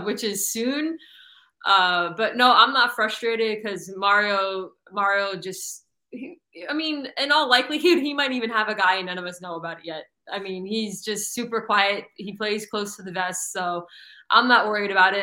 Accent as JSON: {"language": "English", "region": "South Florida", "country": "United States", "tie": "born or raised there", "said": "I grew up in South Florida"}